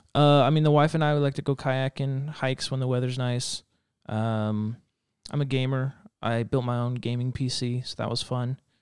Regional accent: Reno, Nevada, United States; moved away as an adult; I grew up in Reno, Nevada, not Nevada.

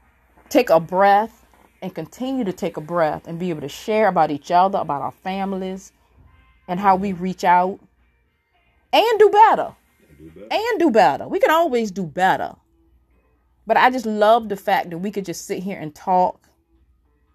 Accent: Virginia, United States; I'm from Virginia

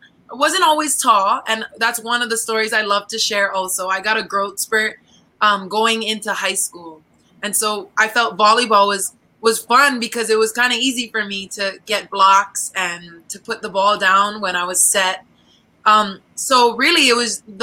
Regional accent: Oahu, Hawaii, United States; moved away as an adult; now in Philippines; I'm from the island of Oahu in the islands of Hawaii.

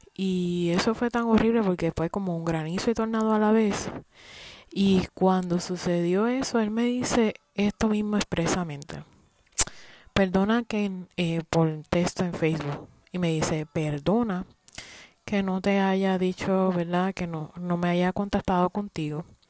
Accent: Puerto Rico; moved away as an adult; now in United States

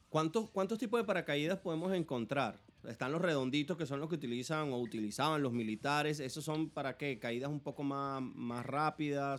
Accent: Ciudad Bolívar, Bolívar, Venezuela; moved away; yo soy de Ciudad Bolívar y resulta que, que después que nos vinimos, que, que, tengo años viviendo aquí

